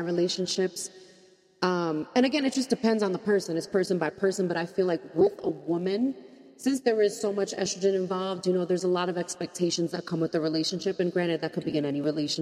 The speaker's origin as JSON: {"language": "English", "region": "New York", "country": "United States", "said": "I'm a New Yorker"}